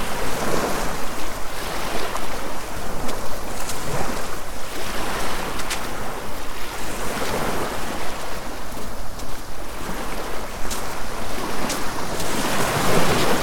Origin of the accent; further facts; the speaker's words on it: Poole, South West England, United Kingdom; I was born in Poole General Hospital, I think it's called, 51 years ago today.